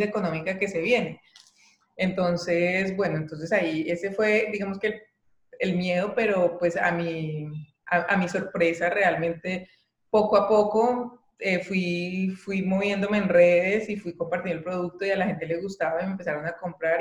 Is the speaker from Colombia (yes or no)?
yes; Colombia; moved away as an adult; now in Germany; Yo estaba realmente muy cómoda en mi país, tenía un, buen trabajo